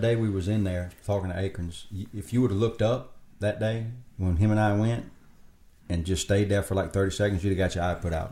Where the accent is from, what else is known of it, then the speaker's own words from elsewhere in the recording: South Louisiana, United States; I grew up now in South Louisiana